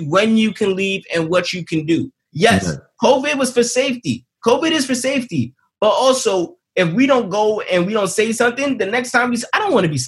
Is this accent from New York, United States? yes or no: yes; New York City, New York, United States; I'm from Queens